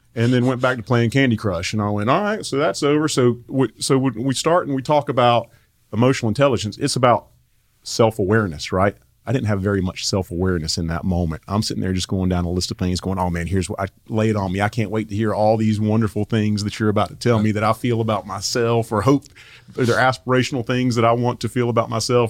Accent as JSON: {"language": "English", "town": "Asheville", "region": "North Carolina", "country": "United States", "tie": "born or raised there", "also_born_or_lived": "Raleigh, North Carolina", "moved": "as an adult", "said": "I grew up in Asheville, North Carolina"}